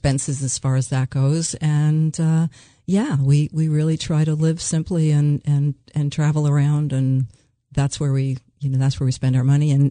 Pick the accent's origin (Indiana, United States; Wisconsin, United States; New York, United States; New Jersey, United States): New York, United States; also born or lived in Phoenix, Arizona; now in Milford, Delaware, United States; We grew up in New York and we were at the beaches all summer, and then we spent 30 years of our lives in Phoenix in the desert